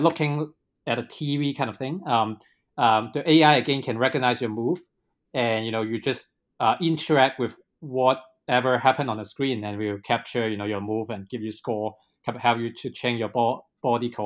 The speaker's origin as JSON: {"language": "English", "country": "Hong Kong", "tie": "born or raised there", "also_born_or_lived": "British Columbia, Canada / Seattle / Silicon Valley", "moved": "as an adult", "said": "I really born and raised in Hong Kong. You know, indeed, I live in Hong Kong for more than 20 years before going abroad"}